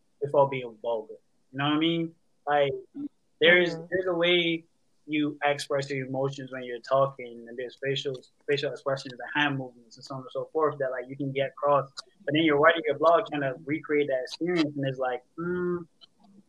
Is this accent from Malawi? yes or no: no; Bridgetown, Barbados; moved away; I'm from Bridgetown, Barbados